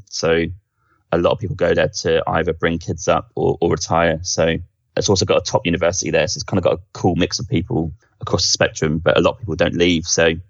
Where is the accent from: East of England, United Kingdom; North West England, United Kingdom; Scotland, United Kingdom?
East of England, United Kingdom; Norwich; moved away as an adult; So I'm from Norwich. Well, I'm 32, so I was born in early 1989, but grew up there for the first 18 years, actually, before I left for university. So that's my connection. Parents are from there.